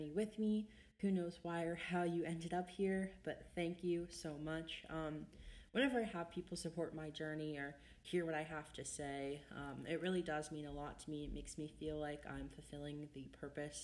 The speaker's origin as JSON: {"language": "English", "region": "Ohio", "country": "United States", "said": "I'm from Ohio"}